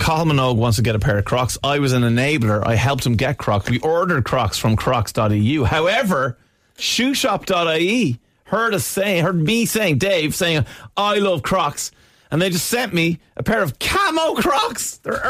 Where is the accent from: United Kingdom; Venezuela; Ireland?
Ireland; Crumlin, Leinster; I'm from Crumlin, my friend is from Fox Rock.